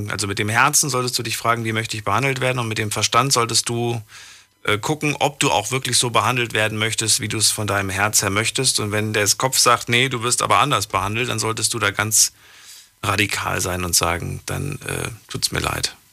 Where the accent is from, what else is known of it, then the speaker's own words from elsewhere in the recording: Poland; moved away; Ich komme aus Polen. Ich bin aus Polen, Polen. geboren. Guck mal. Und ja, ich habe ich hab Familie in der Slowakei.